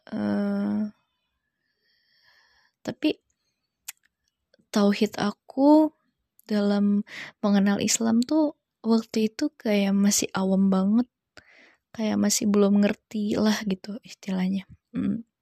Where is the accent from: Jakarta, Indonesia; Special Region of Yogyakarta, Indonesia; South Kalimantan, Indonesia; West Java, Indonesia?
Jakarta, Indonesia; born there; dulu aku lahir di Jakarta pada bulan September tahun 1999